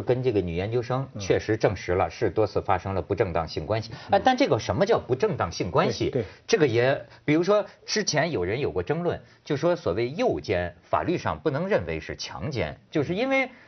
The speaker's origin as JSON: {"language": "Chinese", "region": "northern China", "country": "China", "said": "咱们是大陆人，咱们特理解，尤其是北方人"}